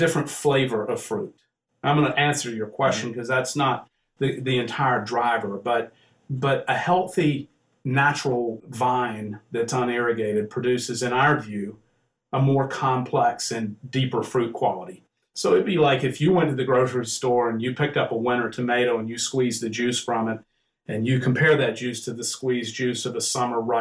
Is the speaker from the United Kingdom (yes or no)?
no; the South, United States; moved away; I'm from the South. You can probably tell I have a little accent